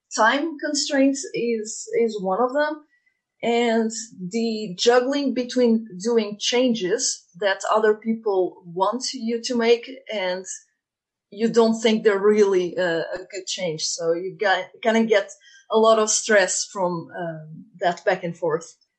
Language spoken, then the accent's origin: English; Portugal; moved away as an adult; also born or lived in Dublin, Ireland / Germany / Sweden; now in Galway, Ireland; I was born in Portugal